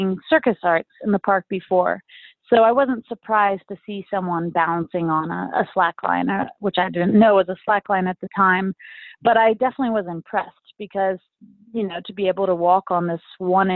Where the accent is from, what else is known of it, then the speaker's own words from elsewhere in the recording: Austin, Texas, United States; my hometown of Austin, Texas